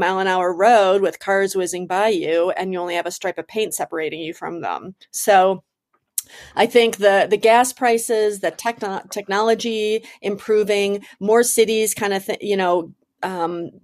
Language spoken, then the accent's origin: English; Detroit, Michigan, United States; now in Denver, United States; I'm from Detroit, Michigan, like the home of driving a car